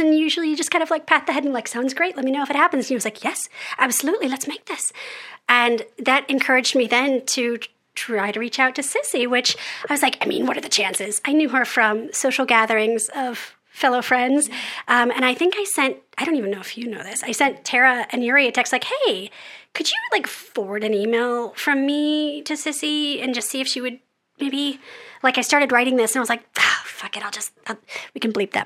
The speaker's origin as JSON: {"language": "English", "country": "United States", "also_born_or_lived": "London", "said": "as American children"}